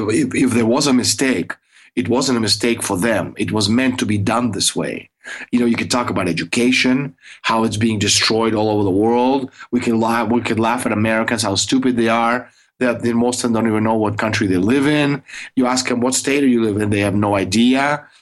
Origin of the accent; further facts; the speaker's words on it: Russia; when I was a kid growing up in the Soviet Union, I, you know, you had like, we had like two channels and black and white.